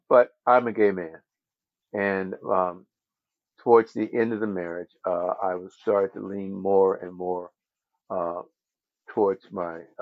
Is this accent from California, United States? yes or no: yes; Los Angeles, California, United States; I was born in Los Angeles, and I pretty much have grown up in LA.